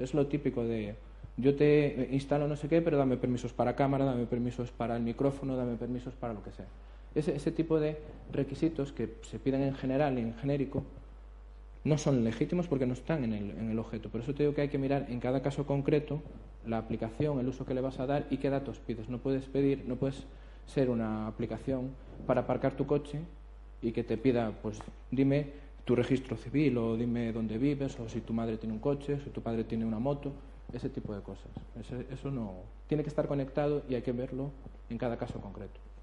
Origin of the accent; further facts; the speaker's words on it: Galicia, Spain; como buen abogado gallego